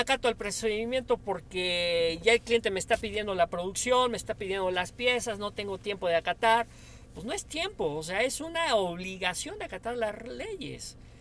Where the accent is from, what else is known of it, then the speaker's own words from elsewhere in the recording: Puebla, Mexico; como latinos, como mexicanos, como poblanos